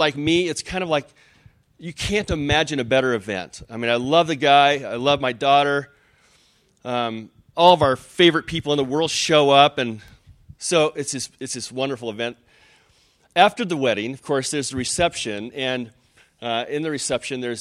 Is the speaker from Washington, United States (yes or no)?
yes; Spokane, Washington, United States; I'm from Spokane